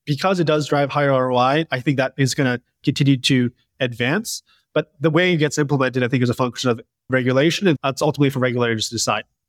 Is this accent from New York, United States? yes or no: yes; Westchester, New York, United States; I grew up in Westchester, New York